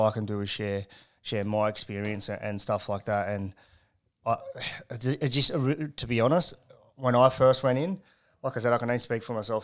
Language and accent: English; Carrington, New South Wales, Australia; I was born and bred in Carrington